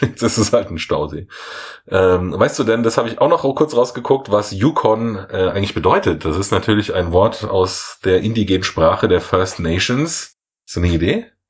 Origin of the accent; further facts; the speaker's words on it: Munich, Bavaria, Germany; ich jetzt als Münchner